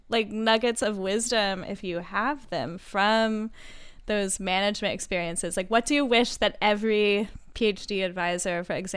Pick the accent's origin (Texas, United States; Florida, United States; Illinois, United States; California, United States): Texas, United States; I'm from Texas